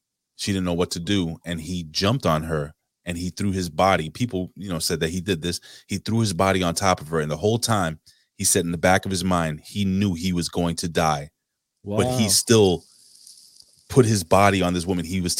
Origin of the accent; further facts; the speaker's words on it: New York, United States; I'm a New Yorker, right?